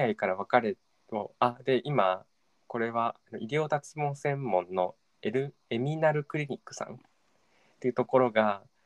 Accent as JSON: {"language": "Japanese", "region": "Tokyo", "country": "Japan", "tie": "born or raised there", "said": "自分東京生まれ東京育ちなんだけど"}